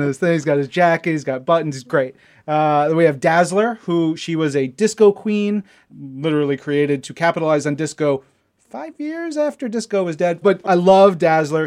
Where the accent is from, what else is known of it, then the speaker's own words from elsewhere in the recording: Long Island, New York, United States; we're both from Long Island